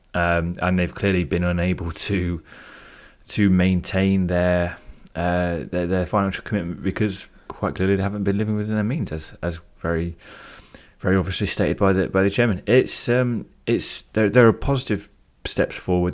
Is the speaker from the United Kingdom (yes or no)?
yes; United Kingdom; being British, I'd pronounce it Nagel.